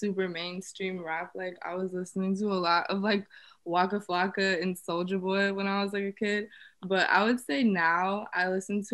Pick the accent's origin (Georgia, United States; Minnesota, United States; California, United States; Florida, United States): Florida, United States; Broward County; I'm from Broward County, Florida.